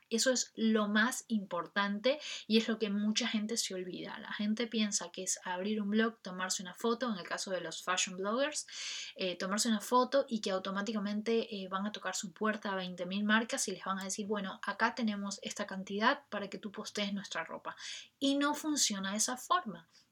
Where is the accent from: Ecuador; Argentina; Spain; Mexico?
Ecuador; en mi país, Ecuador